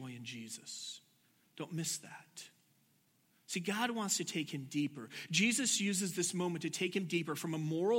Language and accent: English; Washington, United States; I grew up in Washington